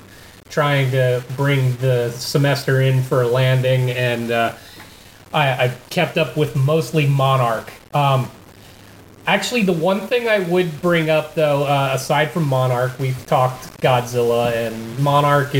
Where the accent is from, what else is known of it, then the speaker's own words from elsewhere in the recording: United States; as an American